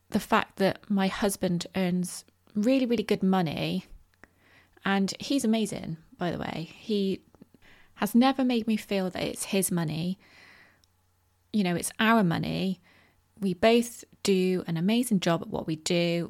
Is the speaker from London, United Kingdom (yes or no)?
no; Bristol, South West England, United Kingdom; my hometown of Bristol